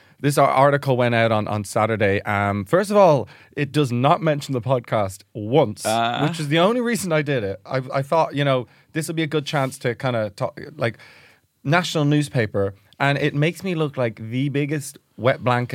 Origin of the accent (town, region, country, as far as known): Dublin, Leinster, Ireland; born or raised there; also born or lived in Reading, England